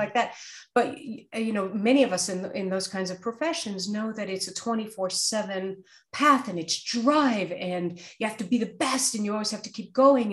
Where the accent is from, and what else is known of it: New York City, New York, United States; born or raised there